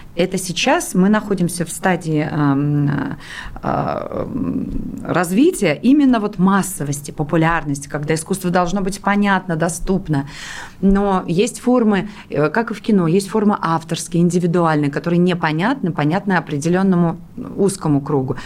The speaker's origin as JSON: {"language": "Russian", "town": "Pskov", "region": "Pskov Oblast", "country": "Russia", "tie": "born or raised there", "moved": "yes", "said": "Псков – это мой родной город, где я родилась"}